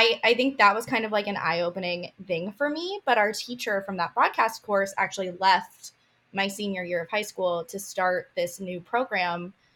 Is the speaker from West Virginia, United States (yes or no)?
no; Kansas, United States; I'm from Kansas, born and raised